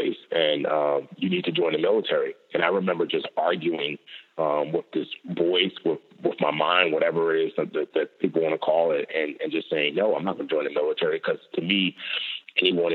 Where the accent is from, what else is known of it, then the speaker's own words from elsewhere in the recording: New York City, New York, United States; also born or lived in Nigeria / Lagos; she permanently relocated my brother and I to the United States, and I grew up in the Bronx